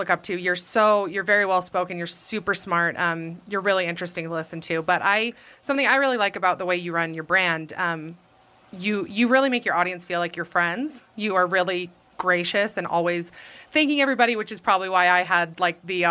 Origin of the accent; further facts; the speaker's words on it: Alpine, Utah, United States; I'm from here. So I grew up in Alpine